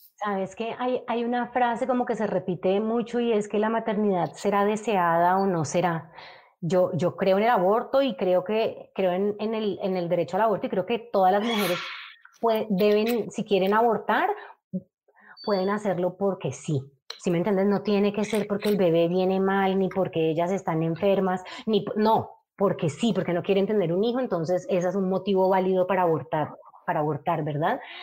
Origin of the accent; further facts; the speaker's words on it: Cali, Valle del Cauca, Colombia; yo soy de Cali y soy de, de un de Cali así muy parecido al que tocó a Claudia